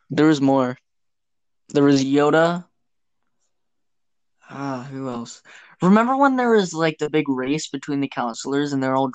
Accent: Canada; us Canadians

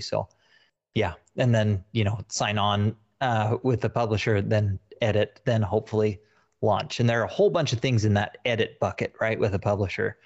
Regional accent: Utah, United States; moved away; I'm originally from Utah

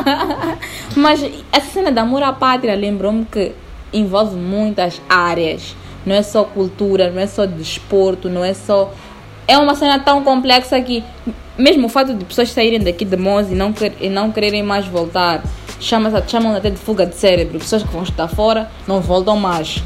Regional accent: Mozambique; Eu gosto muito de Moçambique, uh, de ser moçambicana

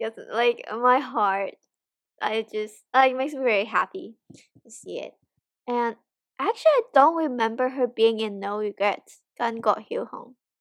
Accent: Hong Kong; now in United States; I'm from Hong Kong.

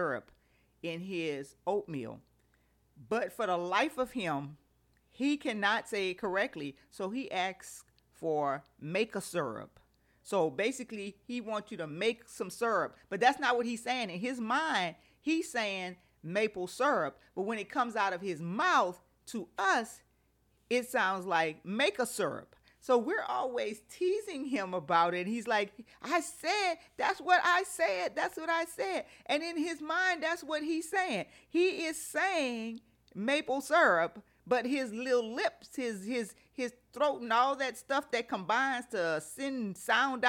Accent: Louisiana, United States; I'm from Louisiana

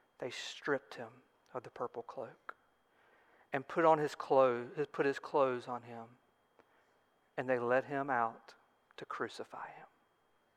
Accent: Alabama, United States; I'm from Alabama, and I'm an Alabama fan.

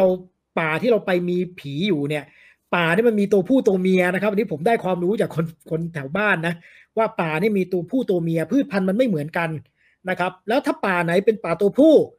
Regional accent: Ranong, Thailand; now in Chiang Mai, Thailand; ผมเนี่ยเป็นคนใต้นะครับ คือเนื่องนอกจากอยู่เชียงใหม่แล้วเนี่ย บ้านผมเนี่ยอยู่

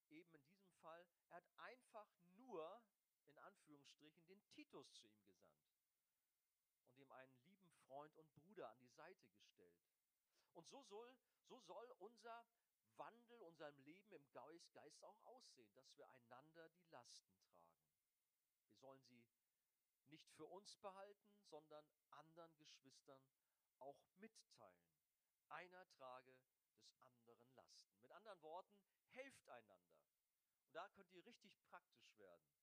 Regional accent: Hamburg, Germany; ich als Hamburger

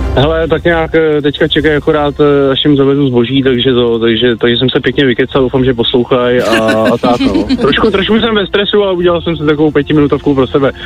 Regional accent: Croatia; já jsem z Chorvatska

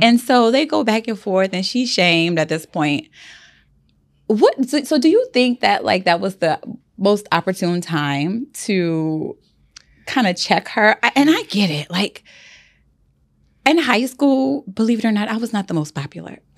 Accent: the South, United States; I grew up in the South

